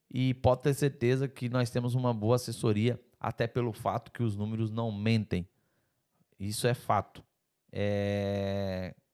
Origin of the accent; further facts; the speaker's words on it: Brazil; Eu como empresário europeu, eu sou brasileiro, mas eu, eu, é, é, eu sou mais europeu empresário do que brasileiro.